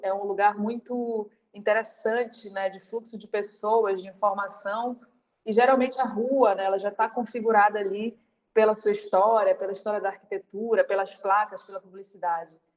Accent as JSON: {"language": "Portuguese", "region": "Pará", "country": "Brazil", "said": "eu sou paraense, eu estou nesse momento aqui"}